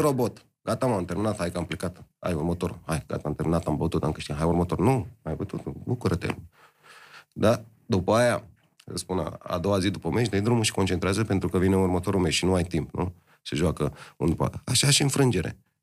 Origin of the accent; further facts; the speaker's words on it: Romania; suntem români